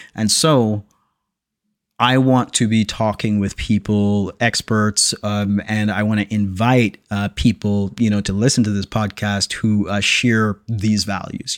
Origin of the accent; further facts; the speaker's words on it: Jamaica; I'm born and raised in Jamaica